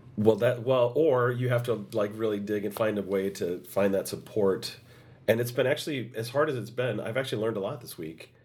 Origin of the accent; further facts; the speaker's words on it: United States; I was the only American in that cast